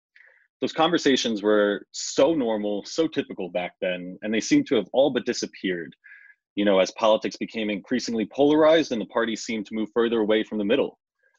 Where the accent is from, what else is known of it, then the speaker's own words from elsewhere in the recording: New York, United States; From my home state of New York